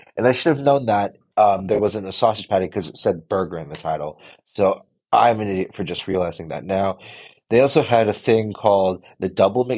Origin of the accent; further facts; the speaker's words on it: United States; we are Americans